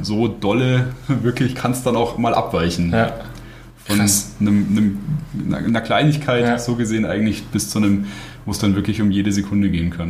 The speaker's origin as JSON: {"language": "German", "region": "Bavaria", "country": "Germany", "moved": "as an adult", "lives_now": "Bratislava, Slovakia", "said": "bei uns in Bayern"}